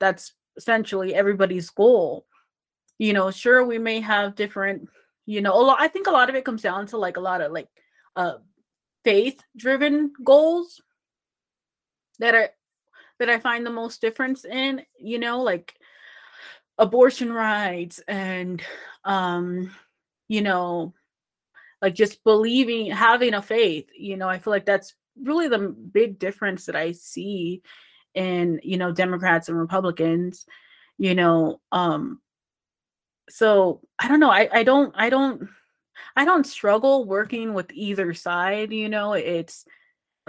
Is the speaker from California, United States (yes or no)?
yes; California, United States; moved away; I grew up in California